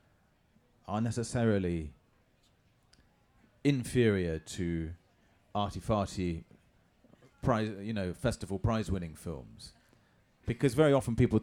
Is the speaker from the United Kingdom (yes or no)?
yes; England, United Kingdom; I'm too English